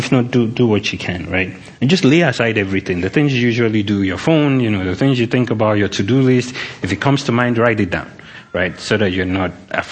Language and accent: English; Nigeria; moved away; I'm from Nigeria